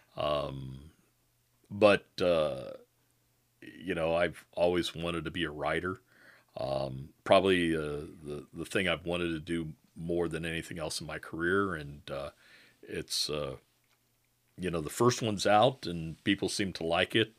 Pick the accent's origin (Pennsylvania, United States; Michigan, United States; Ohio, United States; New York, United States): Michigan, United States; I was from Michigan